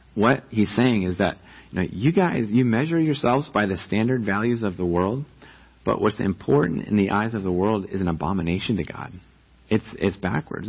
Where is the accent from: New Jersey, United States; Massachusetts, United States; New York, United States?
New York, United States; now in Riverside, United States; I'm from New York and I grew up